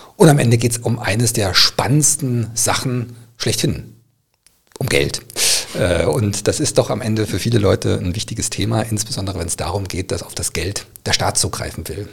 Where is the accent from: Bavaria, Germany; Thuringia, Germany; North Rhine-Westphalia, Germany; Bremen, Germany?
Thuringia, Germany; Bad Salzungen; in Thüringen, in meiner Heimatstadt Bad Salzungen